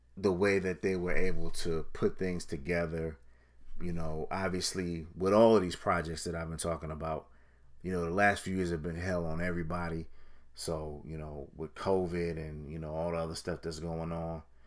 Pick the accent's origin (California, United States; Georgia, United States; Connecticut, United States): Connecticut, United States; I'm from Connecticut, so I'm, I'm your next door neighbor.